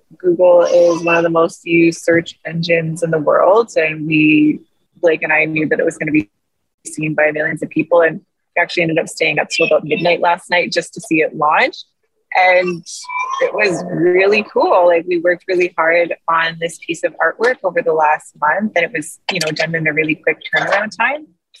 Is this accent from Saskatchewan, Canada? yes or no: no; Kenora, Ontario, Canada; I grew up in Kenora.